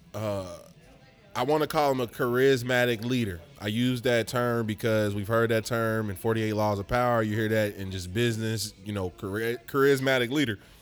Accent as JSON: {"language": "English", "town": "Lincoln Heights", "region": "Ohio", "country": "United States", "also_born_or_lived": "West Chester, Ohio", "said": "I'm from Lincoln Heights."}